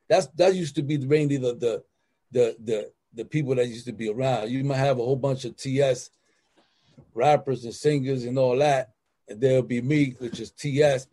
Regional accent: New York City, New York, United States; I come from the slums. I'm from the Bronx, Cypress, 141st Street. You know what I'm saying? South Bronx

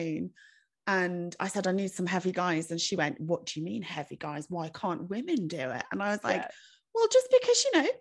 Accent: United Kingdom; we're British

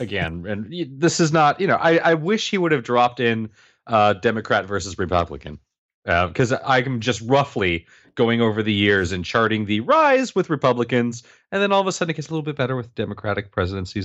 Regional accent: United States; moved away as an adult; now in Canada; I'm actually American

